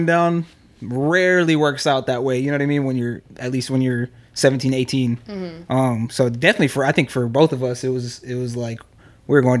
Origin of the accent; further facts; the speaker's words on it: Berkeley, California, United States; also born or lived in Oakland; So I grew up here in Berkeley in Oakland.